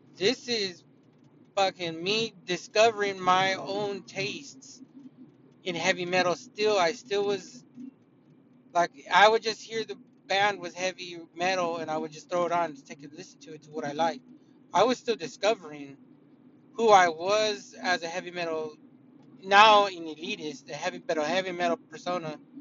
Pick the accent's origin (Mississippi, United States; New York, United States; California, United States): California, United States; I didn't grow up in Iowa. I grew up in California